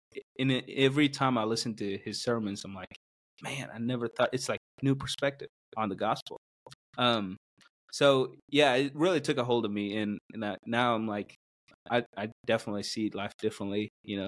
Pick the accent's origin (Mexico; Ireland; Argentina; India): India; South India; English is a second language; moved away as an adult; also born or lived in Missouri, United States; now in United States; I'm from South India. So grew up in a Christian family